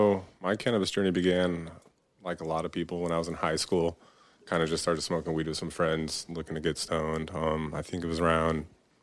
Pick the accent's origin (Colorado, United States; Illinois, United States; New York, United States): Colorado, United States; moved away as an adult; now in Oklahoma, United States; So I was in Colorado. I was born and raised in Colorado. I came to Oklahoma about 8 months ago.